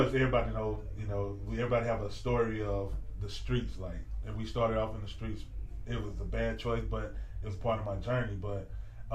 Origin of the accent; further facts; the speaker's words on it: St. Louis, Missouri, United States; also born or lived in Arkansas; I'm from St. Louis, Missouri. Born and raised. Well, raised in Arkansas and raised in St. Louis too